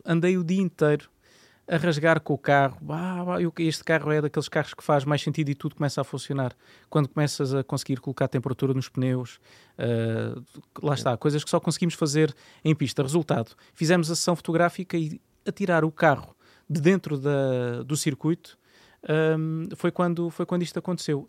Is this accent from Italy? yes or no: no; Landeira, Portugal; da Landeira, que é a aldeia onde, onde, eu, onde eu cresci